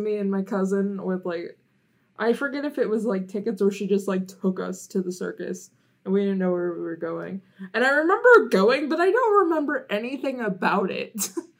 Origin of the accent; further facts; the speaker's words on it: Ohio, United States; We're from Ohio.